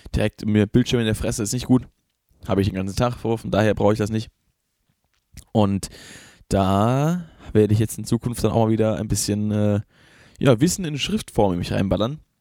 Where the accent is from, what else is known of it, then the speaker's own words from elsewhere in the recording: Rhineland-Palatinate, Germany; ich bin selber kein Hesse, deswegen ist, ist es nicht, ich sage das nicht, weil ich daherkomme und deswegen das verteidigen muss, ich bin Pfälzer.